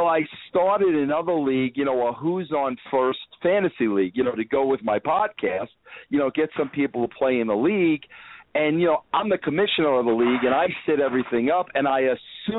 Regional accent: Long Island, New York, United States; also born or lived in Brooklyn; I grew up in New York, Long Island

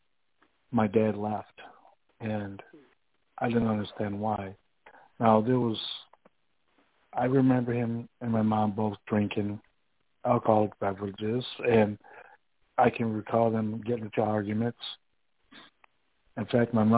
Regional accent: Rockford, Illinois, United States; now in Dubuque, United States; I was born in Rockville, Illinois

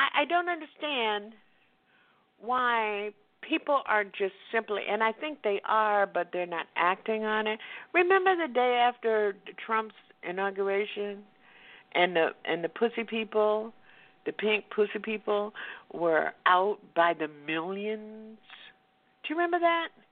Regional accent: the South, United States; I grew up in Jim Crow in the South.

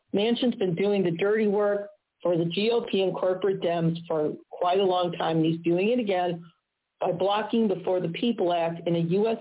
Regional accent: Missouri, United States; in my home state of Missouri

